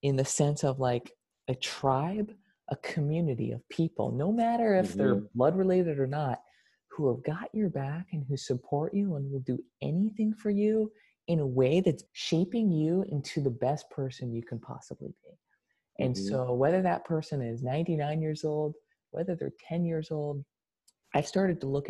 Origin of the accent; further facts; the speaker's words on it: United States; the United States, the country I was born in, and okay, I would identify as being American